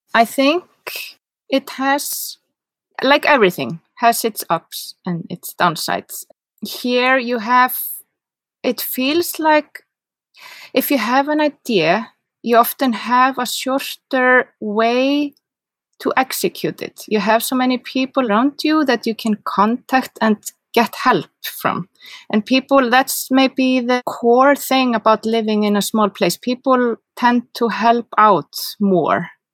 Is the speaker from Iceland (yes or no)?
yes; Reykjavik, Capital Region, Iceland; English is a second language; moved away as an adult; now in Seyðisfjörður, Iceland; I'm from Reykjavik and I live here